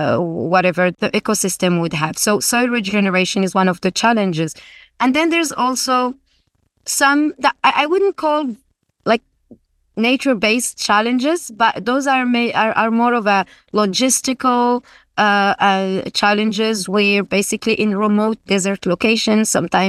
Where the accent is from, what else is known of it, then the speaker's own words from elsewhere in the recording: Guelmim-Oued Noun, Morocco; I'm from the Gulmim region. I grew up there.